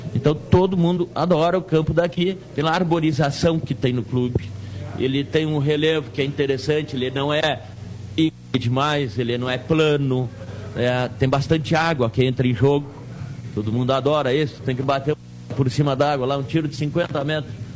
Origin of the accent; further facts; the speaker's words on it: Erechim, Rio Grande do Sul, Brazil; now in Pelotas, Brazil; Eu sou natural de Erechim, mas eu moro aqui Opa. em Pelotas